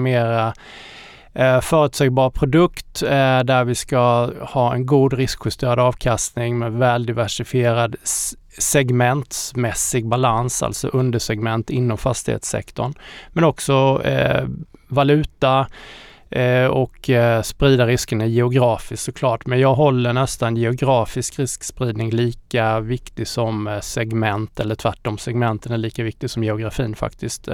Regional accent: Småland, Sweden; also born or lived in Austria; jag är halvösterrikare och halvsmålänning

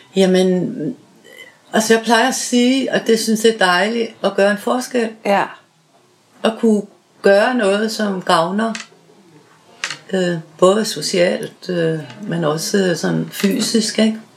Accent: Southern Jutland, Southern Denmark, Denmark; moved away as an adult; now in Rødovre, Denmark; Jeg er født i Sønderjylland

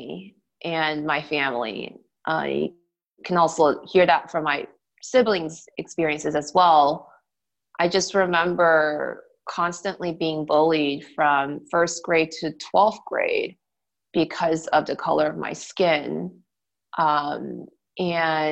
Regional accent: Gwinnett County, Georgia, United States; moved away as an adult; also born or lived in Boston / Washington, D.C.; I grew up in the suburbs of Georgia in what is called Gwinnett County

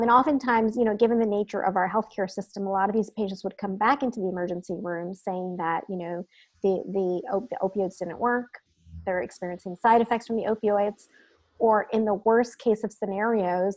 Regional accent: New Jersey, United States; moved away as an adult; also born or lived in Midwest / California; So I grew up in Jersey, so I'm a Jersey girl at heart

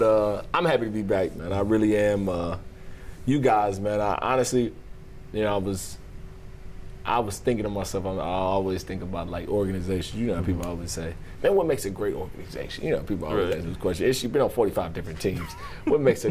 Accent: the South, United States; from the South, we're from the South

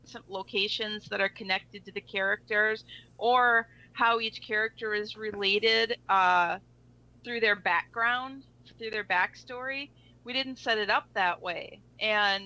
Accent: Chicago, Illinois, United States; we're all from Chicago

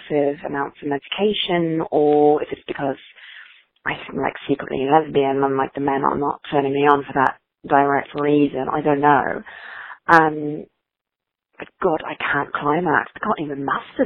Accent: England, United Kingdom; I'm English

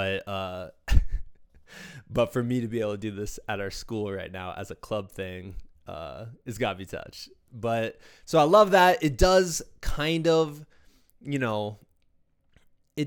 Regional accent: Muscatine, Iowa, United States; my hometown of Muscatine, Iowa

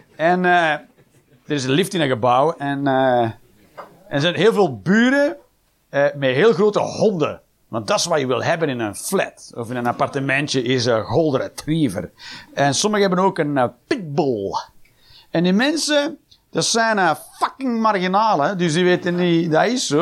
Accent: Flanders, Belgium; we zijn als Belg

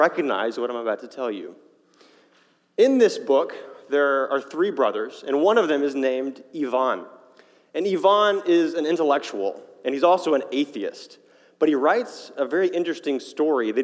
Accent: Fayetteville, United States; moved away as an adult; also born or lived in Chicago; I grew up in Fayetteville, but for the past 5 years, I've been living in Chicago

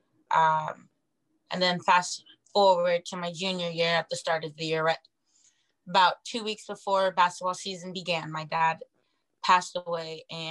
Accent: Auburn, Washington, United States; now in Seattle, United States; I'm from Auburn, Washington, so I'm not very far from home

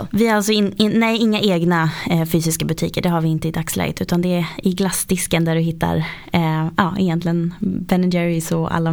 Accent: outside Uppsala, Uppsala County, Sweden; Jag kommer ifrån eh, en bondgård faktiskt utanför Uppsala, ungefär tre mil där utanför.

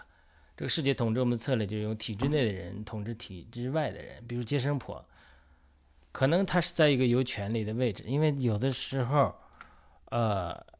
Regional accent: China; 我相信我们中国人在经历一个呃宏大的出埃及记的出埃及的过程，

